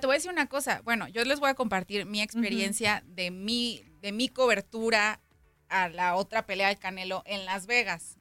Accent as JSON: {"language": "Spanish", "town": "Guadalajara", "region": "Jalisco", "country": "Mexico", "said": "hablando como tapatía, pues en Jalisco"}